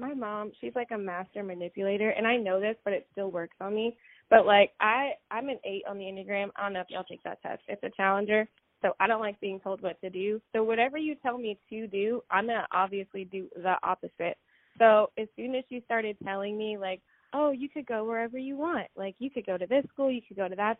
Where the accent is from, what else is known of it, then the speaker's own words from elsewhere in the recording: Manassas, Virginia, United States; also born or lived in Charlottesville, Virginia; I'm from Manassas, which is like a pretty small town.